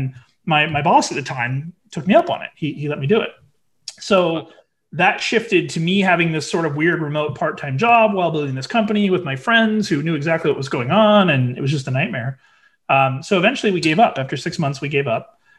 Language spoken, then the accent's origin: English; California, United States; Our prior, we came from Orange County, which had 3 million people.